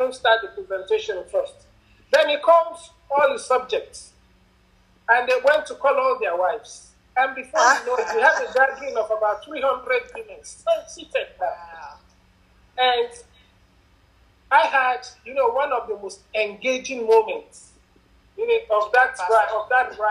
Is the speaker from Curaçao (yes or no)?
no; Nigeria; I'm a Nigerian. I come in from a country